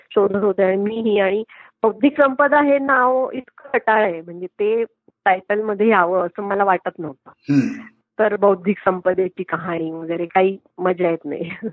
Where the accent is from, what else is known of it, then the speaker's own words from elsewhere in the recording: Nashik, Maharashtra, India; मी नाशिकची आहे आणि माझं माहेर सासर दोन्ही नाशिक आणि I was born and brought up in Nashik